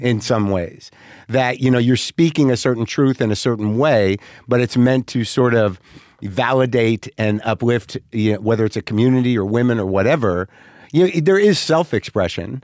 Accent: New Mexico, United States; also born or lived in New Jersey; I'm genetically New Jersey, but I grew up in New Mexico

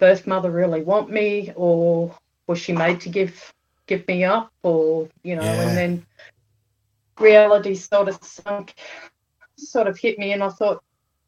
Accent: Central Coast, New South Wales, Australia; also born or lived in Sydney; I'm from the Central Coast in New South Wales

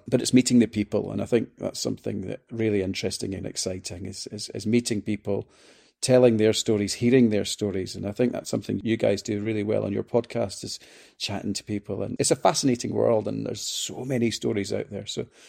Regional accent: Scotland, United Kingdom; I'm being a Scotsman as well. I just burn.

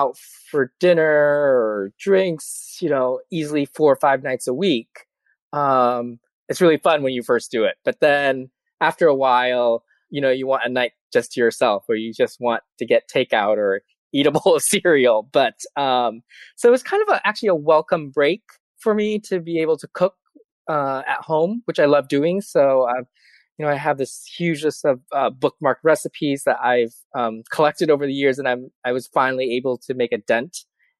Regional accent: Twin Cities, Minnesota, United States; moved away as an adult; now in New York, United States; my hometown newspaper in the Twin Cities

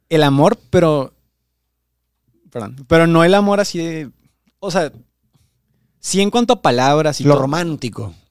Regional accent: Veracruz, Mexico; moved away as an adult; now in Monterrey, Mexico; de Veracruz, yo ni siquiera soy de, aquí de Monterrey. Yo aquí en Monterrey llevo como. Ya menos se cumplen los seis meses.

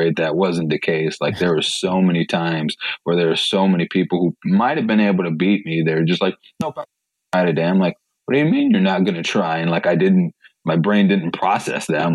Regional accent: Three Rivers, Michigan, United States; also born or lived in Chicago Heights, Illinois; I grew up in Three Rivers, Michigan. I was born in Chicago Heights

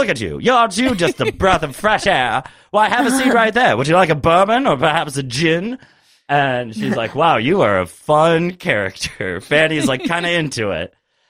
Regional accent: New York City, New York, United States; I'm from New York City.

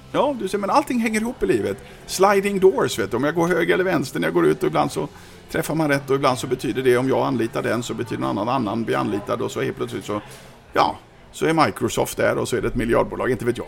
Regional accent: Sweden; som svensk ung kille, 18 år gammal

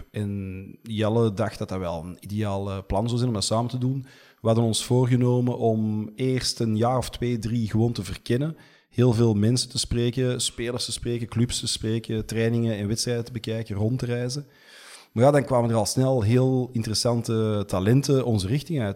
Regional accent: Antwerp, Flanders, Belgium; also born or lived in Merksem; mijn eh, ouders woonden toen al in Deurne en ik ben gewoon eh, opgegroeid in Deurne.

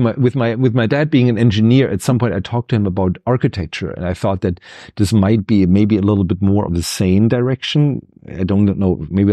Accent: Ludwigsburg, Baden-Württemberg, Germany; English is a second language; He had a post in the city that I grew up with in Ludwigsburg.

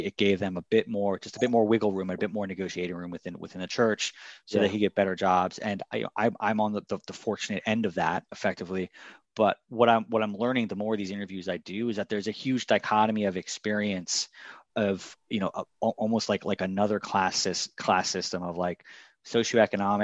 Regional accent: Washington, District of Columbia, United States; also born or lived in New York City; I moved to DC when I was maybe like 4 or 5

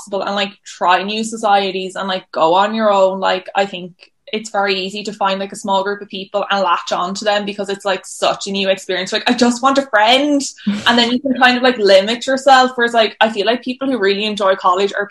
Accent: Wexford, Leinster, Ireland; Wexford is not 20 minutes away

